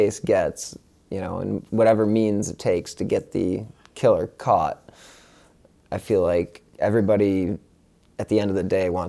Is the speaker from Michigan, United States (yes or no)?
no; Rocky River, Ohio, United States; growing up in Rocky River